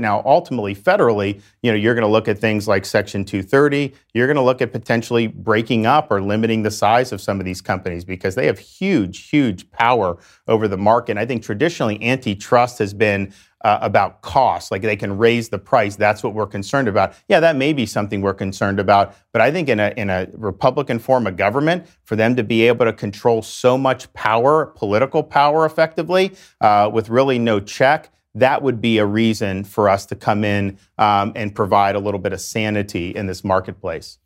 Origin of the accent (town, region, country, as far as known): Dunedin, Florida, United States; born or raised there